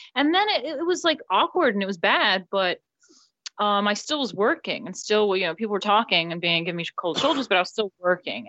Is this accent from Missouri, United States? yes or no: no; New York City, New York, United States; moved away as an adult; now in England; I am from New York, born and raised, my family's there